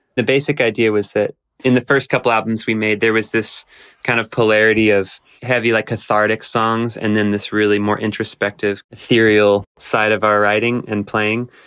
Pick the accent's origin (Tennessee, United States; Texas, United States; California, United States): Texas, United States; I grew up in Texas playing gut house blues